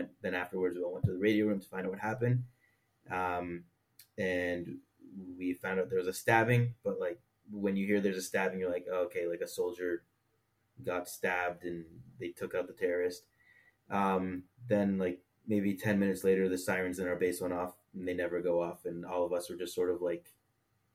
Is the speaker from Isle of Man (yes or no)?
no; Toronto, Ontario, Canada; moved away as an adult; now in Israel; I grew up modern Orthodox in Toronto, Canada